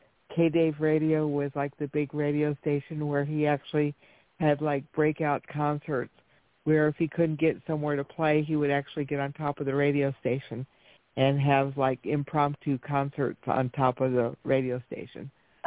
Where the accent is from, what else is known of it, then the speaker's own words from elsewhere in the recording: Lubbock, Texas, United States; I was born and raised in Lubbock, Texas. I actually went to the same high school as Buddy Holly